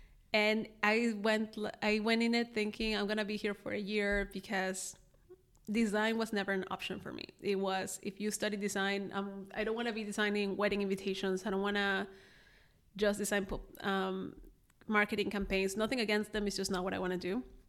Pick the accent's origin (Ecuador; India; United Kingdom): Ecuador; born there; English is a second language; also born or lived in Mexico / Germany / Netherlands; I was born in Ecuador to an Ecuadorian father, a Honduran mother. Then I moved to Mexico, then I moved to Germany, then I moved to the Netherlands.